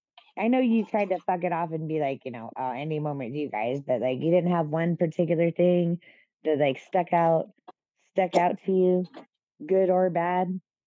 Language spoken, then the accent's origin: English; California, United States; I grew up in California, oh, sure.